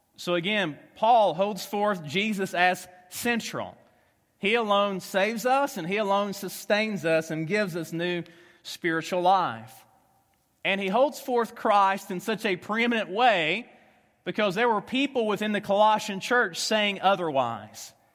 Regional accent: Tennessee, United States; accent: Southern; moved away as an adult; also born or lived in Kentucky; now in Omaha, United States; I am from Tennessee, uh, spent the last ten years in Kentucky, so if you have a hard time understanding a Southern ax-, accent

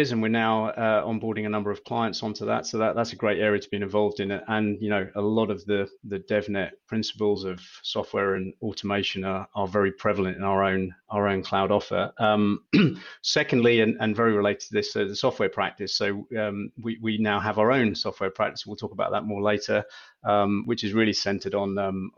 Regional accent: Ireland; I'm an Irish guy

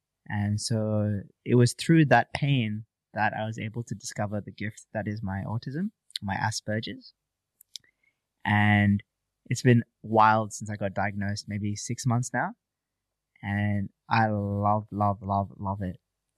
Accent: Malaysia; born or raised there; now in Gold Coast, Australia

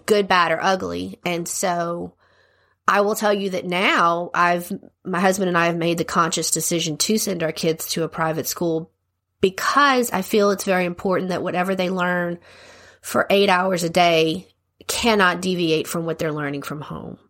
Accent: Lafayette, Louisiana, United States; I was born and raised here in Lafayette

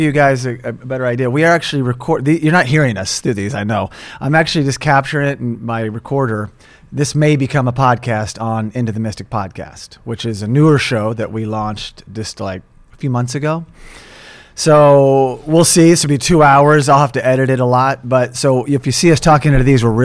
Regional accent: Tulsa, Oklahoma, United States; moved away as an adult; also born or lived in Los Angeles; I'm from Oklahoma, Tulsa, Oklahoma

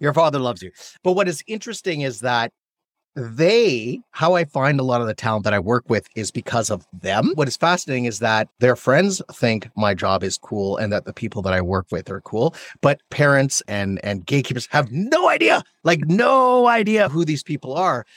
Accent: Canada; now in United States; I'm Canadian. I'm an immigrant to the United

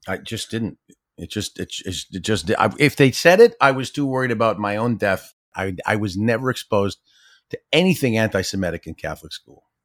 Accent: Ottawa, Ontario, Canada; born or raised there; also born or lived in Toronto

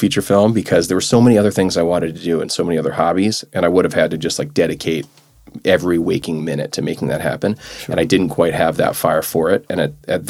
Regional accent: New Orleans, Louisiana, United States; moved away as an adult; also born or lived in New Hampshire / New York City; now in New York, United States; born in New Hampshire. So I kind of, and you know, I mentioned Vermont where my folks are now. So I have some Northeast roots, but I really grew up in New Orleans. So I'm a Southerner at heart. And I was there from like 6 weeks old to the time I left for college

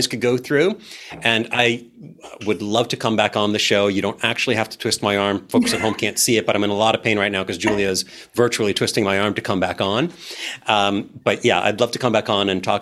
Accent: New York, United States; I'm a New Yorker.

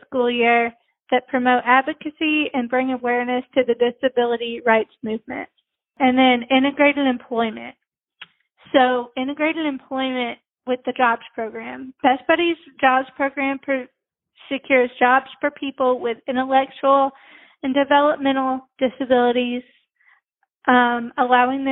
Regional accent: Nashville, Tennessee, United States; also born or lived in Brentwood, Tennessee; I was born in Nashville. So I've lived in Nashville. I've lived in Brentwood like my whole life.

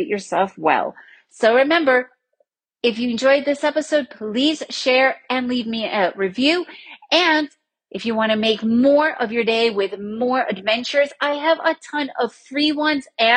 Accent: New York City, New York, United States; Growing up in New York City

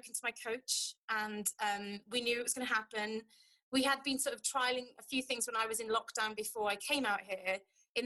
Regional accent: United Kingdom; now in Lithuania; for us as a British population

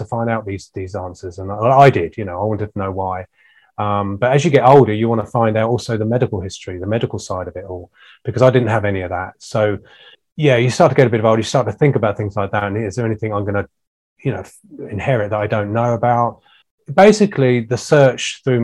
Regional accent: Ashdown Forest, Sussex, South East England, United Kingdom; I was brought up in the Ashdown Forest in Sussex

